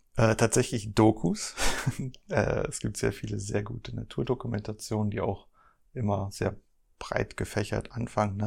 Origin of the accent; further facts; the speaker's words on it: Germany; Ich komme ja hier aus dem Harz